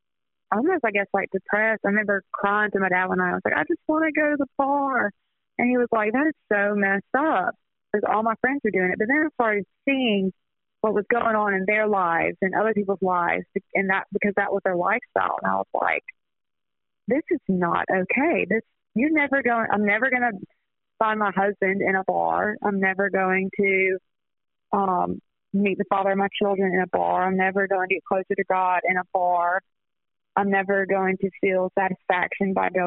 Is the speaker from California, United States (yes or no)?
no; Hattiesburg, Mississippi, United States; I'm from Hattiesburg